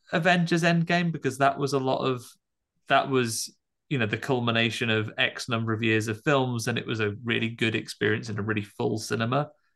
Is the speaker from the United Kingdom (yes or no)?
yes; United Kingdom; as a British audience member